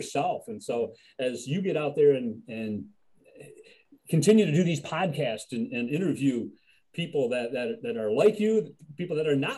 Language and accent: English; Buffalo, New York, United States; now in Elmira, United States; I coming from Buffalo, born and raised in Buffalo.